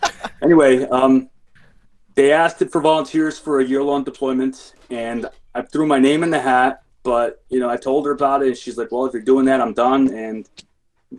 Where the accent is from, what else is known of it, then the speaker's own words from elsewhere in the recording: Chicago, Illinois, United States; I grew up in Chicago, Illinois.